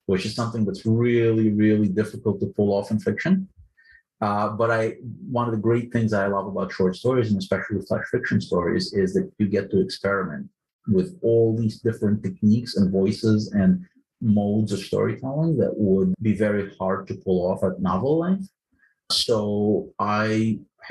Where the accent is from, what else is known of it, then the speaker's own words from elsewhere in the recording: Ukraine; English is a second language; now in United States; I was born in the Soviet Union, and I came to the United States as a refugee in 1991. Didn't speak a word of English